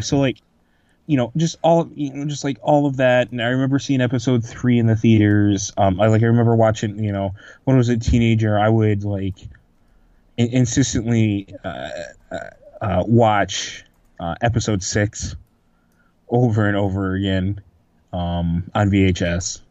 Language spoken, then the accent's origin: English; Manoa, United States; the town that I grew up, Manoa